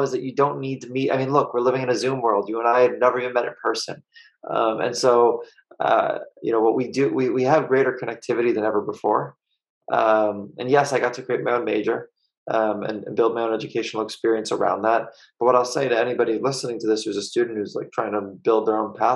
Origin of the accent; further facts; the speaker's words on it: Long Island, New York, United States; I grew up on Long Island in New York.